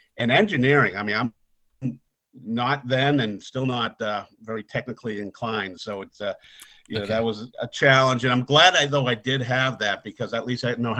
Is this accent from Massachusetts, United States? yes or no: yes; Boston, Massachusetts, United States; accent: Boston; my Boston accent